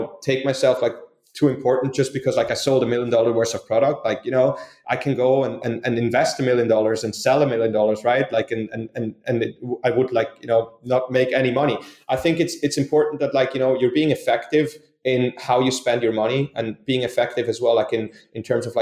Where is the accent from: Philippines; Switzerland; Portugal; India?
Switzerland; moved away as an adult; now in United States; I grew up in Switzerland. I'm Swiss. I moved to the United States